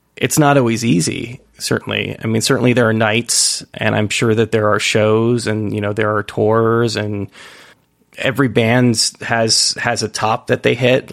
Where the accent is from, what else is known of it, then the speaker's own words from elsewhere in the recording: United States; being an American